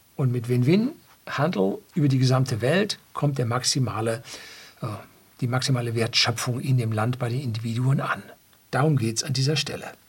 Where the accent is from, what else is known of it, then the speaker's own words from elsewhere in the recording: Germany; bei uns in Deutschland